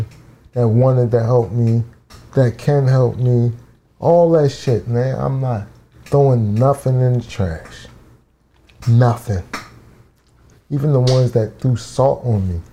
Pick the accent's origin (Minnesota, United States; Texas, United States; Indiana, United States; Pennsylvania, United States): Pennsylvania, United States; Philadelphia; I'm from Southwest